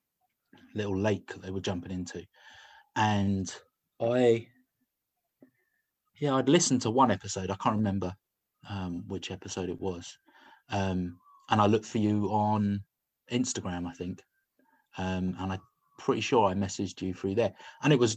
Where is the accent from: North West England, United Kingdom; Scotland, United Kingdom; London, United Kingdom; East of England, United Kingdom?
London, United Kingdom; moved away as an adult; now in Bristol, United Kingdom; I grew up in London